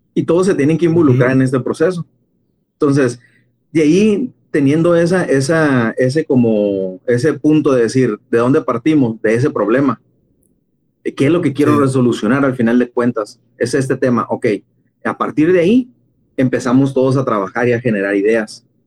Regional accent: Mexico; Como mexicanos

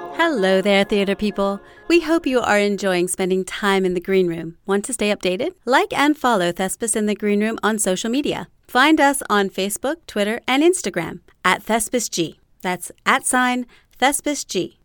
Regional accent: Spartanburg, South Carolina, United States; I grew up in Spartanburg, South Carolina.

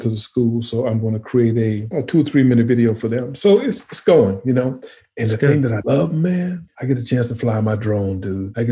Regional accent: St. Matthews, South Carolina, United States; moved away; I'm from a town called St. Matthew, South Carolina.

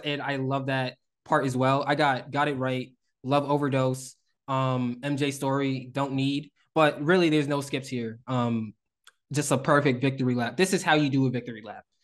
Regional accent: Northeast, United States; we are from the Northeast

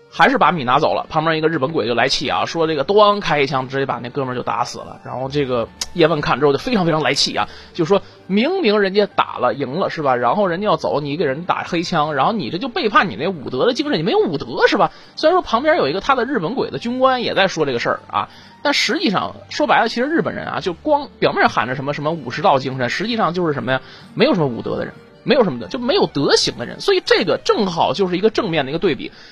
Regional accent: China; 外国人对我们中国人的偏见

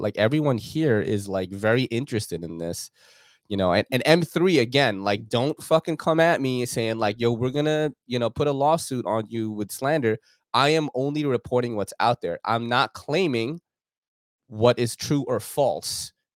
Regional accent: New York, United States; moved away; growing up in New York, um, from the nineties up until two thousands, as, like, a young man and a kid

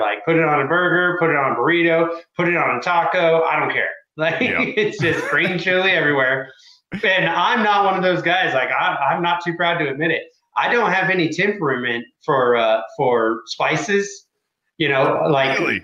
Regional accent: Midwest, United States; now in New Mexico, United States; I grew up in the Midwest

